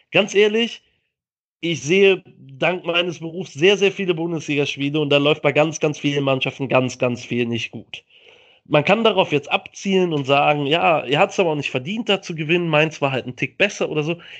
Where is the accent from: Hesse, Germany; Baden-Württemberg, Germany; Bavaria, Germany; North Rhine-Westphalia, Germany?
North Rhine-Westphalia, Germany; Cologne; wir haben mit einem Kölner, also ich als Kölner, einem Schalker und einem Dortmunder dieses Spiel verfolgt auf der Arbeit.